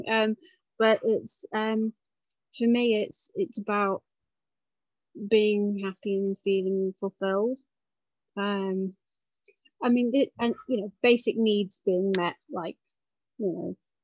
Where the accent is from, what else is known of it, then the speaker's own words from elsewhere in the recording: United Kingdom; being British Asian as I am